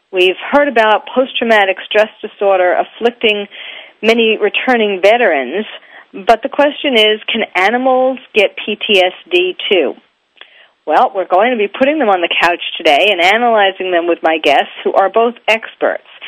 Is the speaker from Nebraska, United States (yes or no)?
no; New York, United States; you can tell I'm from New York